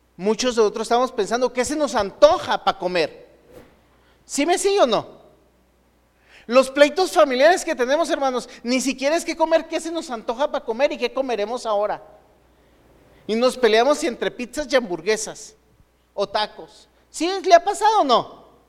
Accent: Mexico; Los mexicanos sabemos perfectamente

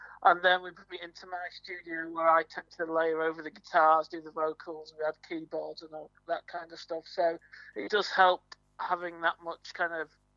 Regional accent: Yorkshire and the Humber, United Kingdom; now in Norwich, United Kingdom; I'm originally from Yorkshire

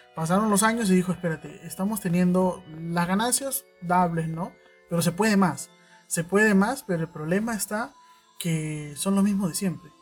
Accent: Callao, Peru; Jules y yo somos del Callao, y como chalacos

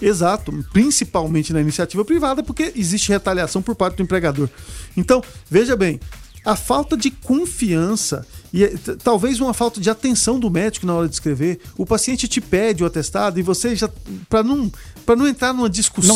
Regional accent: Brazil; Eu sou brasileiro, vou trabalhar aqui, eu sou médico aqui, quero trabalhar aqui e quero fazer o meu país um lugar melhor

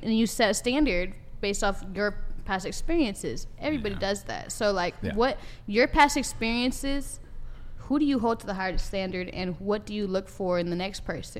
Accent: Riverside, California, United States; I'm from LA. I'm from Riverside. What you mean? I'm from Southern California.

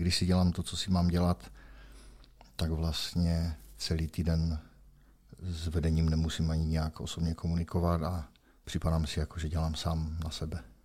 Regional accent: Opava, Moravian-Silesian Region, Czechia; našel jsem si zaměstnavatele tady u nás v Opavě

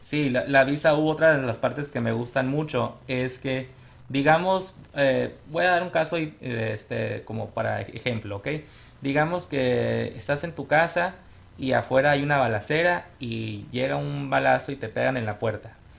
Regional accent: Sonora, Mexico; also born or lived in Tucson, Arizona; now in Phoenix, United States; soy originario de Sonora, mi familia y yo somos de Sonora. Este, venimos a este país como muchas familias, como inmigrantes. Llegamos primero a Tucson, ahí hice yo mi, la, prep, la preparatoria.

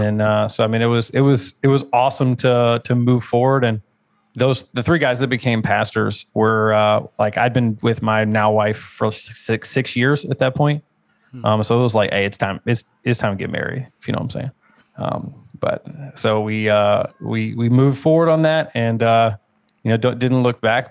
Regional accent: Richmond, Virginia, United States; I'm from Richmond, Virginia, which is a like really, really popular metalcore and hardcore scene

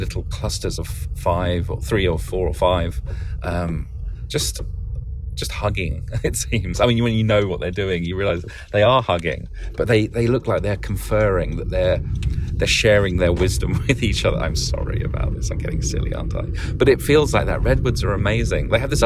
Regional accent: England, United Kingdom; now in Oakland, United States; I grew up in England.

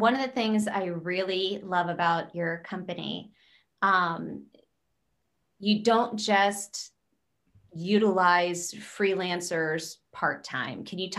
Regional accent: Pennsylvania, United States; accent: hard O, Pennsylvania; If I were to change my voice from my hard O, Pennsylvania, I would probably want to work with a coach that understands my accent

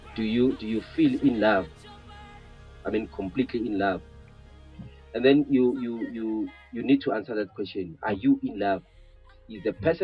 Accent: Bushbuckridge, Mpumalanga, South Africa; my hometown of Bushbuck Ridge

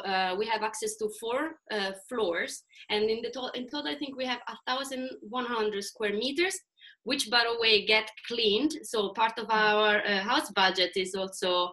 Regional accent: Italy; moved away as an adult; also born or lived in Sweden; now in Stockholm, Sweden; I'm from Italy. I moved to Sweden 1.5 years ago

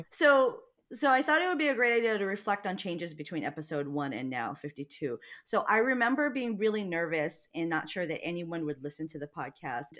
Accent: Hawaii, United States; moved away; we're both from Hawaii, and he just reminds me of home

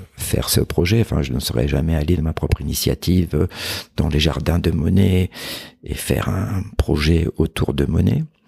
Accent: Corsica, France; chez moi en Corse

